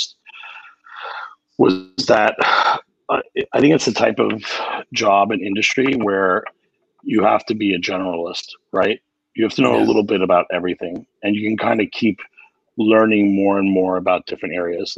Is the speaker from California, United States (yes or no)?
no; New York City, New York, United States; grew up in Queens myself